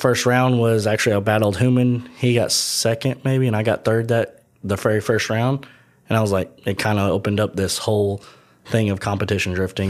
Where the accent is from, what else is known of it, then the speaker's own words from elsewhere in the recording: Paducah, Kentucky, United States; So I'm from Western Kentucky, a lot of people know as Paducah.